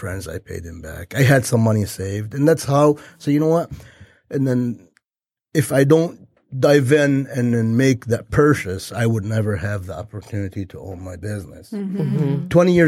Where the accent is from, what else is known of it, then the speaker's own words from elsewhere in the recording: Lebanon; now in United States; I'm Lebanese from Lebanon, which is a war-torn country